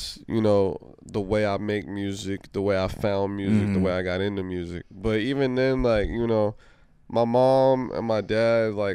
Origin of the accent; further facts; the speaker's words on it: Maryland / D.C., United States; also born or lived in Washington, D.C. / Panama (family ancestry); now in Los Angeles, United States; I'm a Maryland D.C. nigga till I'm in the grave